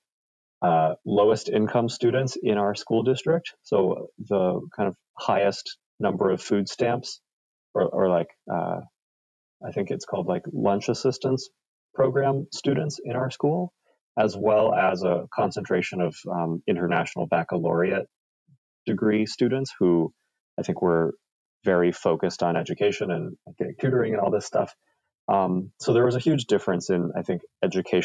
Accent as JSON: {"language": "English", "town": "Plano", "region": "Texas", "country": "United States", "tie": "born or raised there", "said": "I grew up and I was born and raised in Plano, Texas, which is one of the bigger suburbs of Dallas"}